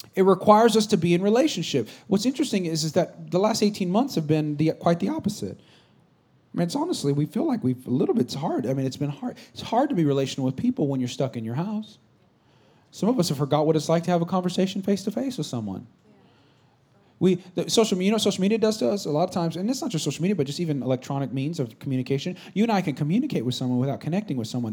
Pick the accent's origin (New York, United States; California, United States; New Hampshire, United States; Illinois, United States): California, United States; Bay Area; I'm not from San Francisco per se, but we're kind of from the Bay Area.